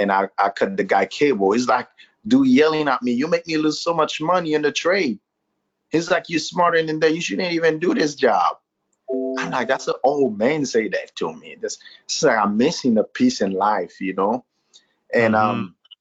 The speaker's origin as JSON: {"language": "English", "country": "Haiti", "tie": "born or raised there", "also_born_or_lived": "Florida", "moved": "as an adult", "lives_now": "Tennessee, United States", "said": "I'm Haitian and born and raised in Haiti"}